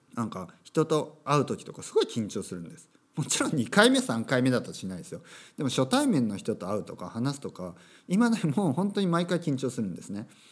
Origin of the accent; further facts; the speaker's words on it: Japan